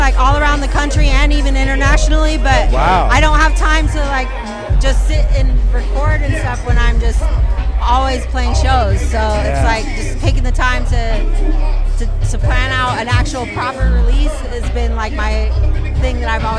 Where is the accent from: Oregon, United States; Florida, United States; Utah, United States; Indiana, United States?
Oregon, United States; Portland; moved away as an adult; now in Los Angeles, United States; I'm from Portland, Oregon originally, and okay, now I lived here for about 3 years.